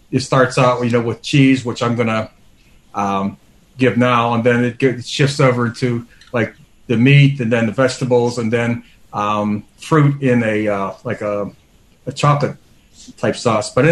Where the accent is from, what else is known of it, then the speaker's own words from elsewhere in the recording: Pittsburgh, Pennsylvania, United States; Sorry, from I'm from Pittsburgh. Usually okay. I say.